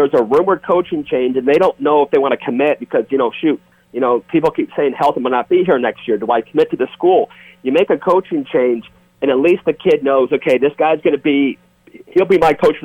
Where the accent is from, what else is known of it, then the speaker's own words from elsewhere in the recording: Hawaii, United States; I'm from Hawaii